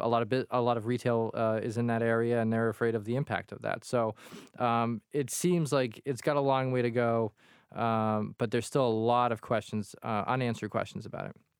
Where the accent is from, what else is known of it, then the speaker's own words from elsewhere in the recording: Quincy, Massachusetts, United States; growing up in Quincy in a tiny apartment